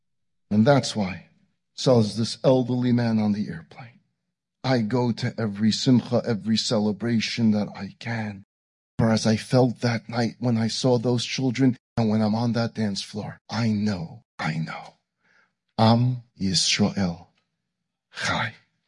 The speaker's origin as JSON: {"language": "English", "town": "Vilnius", "region": "Vilnius County", "country": "Lithuania", "tie": "born or raised there", "said": "So I decided to go back to my hometown of Vilna."}